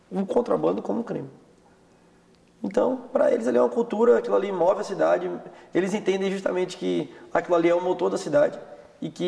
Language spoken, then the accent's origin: Portuguese; Salvador, Bahia, Brazil; Vim de Salvador. É, bem longe daqui, que uma cultura completamente diferente.